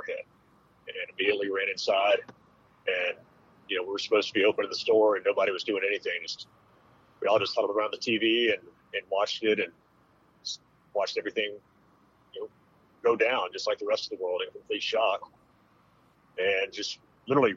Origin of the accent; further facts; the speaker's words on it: Destin, Florida, United States; moved away as an adult; also born or lived in Dallas-Fort Worth, Texas; I grew up in Destin, Florida, which is the world's luckiest seafood fishing village